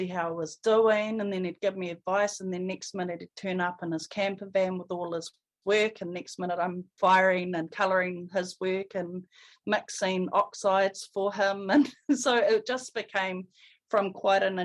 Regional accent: Porirua, Wellington, New Zealand; I was born and raised in Porirua in Cannons Creek

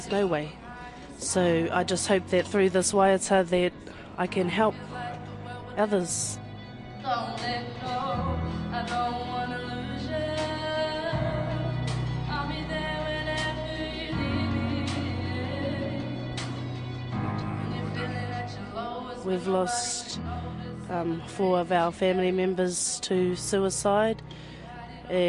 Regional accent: Ruatoria, Gisborne, New Zealand; I'm from Ruatoria, born and raised in Tuparo

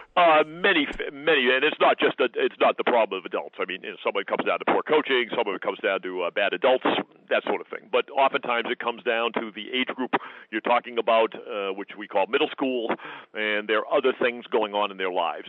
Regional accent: United States; I'm an American. I, I grew up in it.

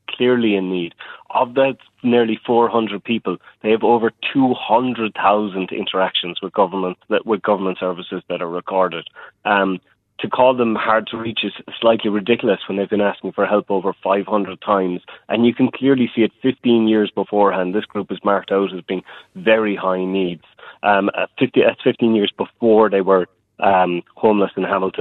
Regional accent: Ireland; now in New Zealand; I'm from Ireland

